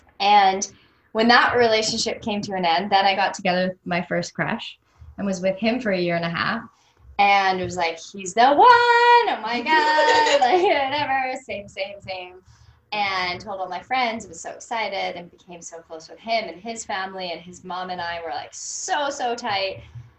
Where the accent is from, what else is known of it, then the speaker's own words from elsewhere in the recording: Canada; hey, I'm from Canada and UGG boots are really cool right now.